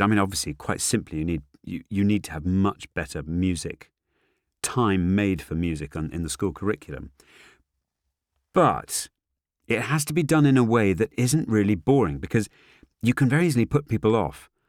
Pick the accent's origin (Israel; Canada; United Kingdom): United Kingdom; Northumberland, North East England; I grew up in Northumberland